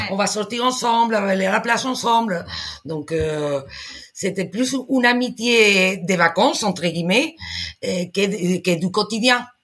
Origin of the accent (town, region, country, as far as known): Spain; French is a second language